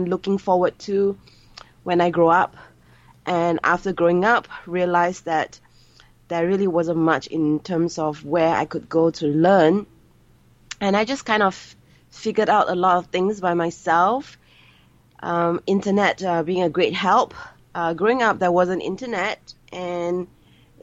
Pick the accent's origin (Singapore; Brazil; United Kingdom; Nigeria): Singapore; I'm Singaporean Chinese, born and bred in Singapore.